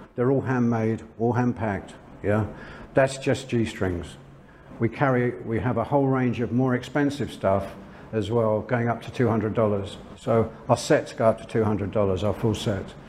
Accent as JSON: {"language": "English", "region": "London", "country": "United Kingdom", "also_born_or_lived": "France", "moved": "as an adult", "lives_now": "Chiang Mai, Thailand", "said": "I'm from London, England."}